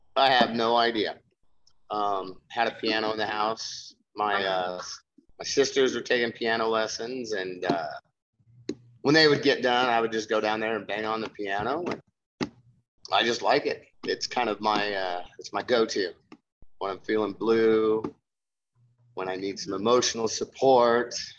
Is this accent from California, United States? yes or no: no; Nebraska, United States; moved away as an adult; also born or lived in Reno, Nevada; born and raised in Nebraska